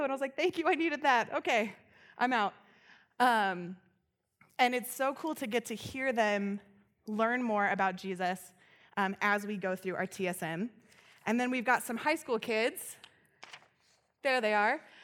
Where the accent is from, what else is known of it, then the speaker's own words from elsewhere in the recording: Loveland, Colorado, United States; I grew up here in Loveland